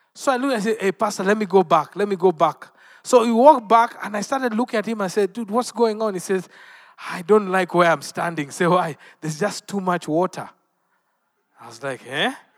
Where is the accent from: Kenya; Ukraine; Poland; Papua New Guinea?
Kenya; Western Kenya; I am from Western Kenya, not far from the Lake Victoria.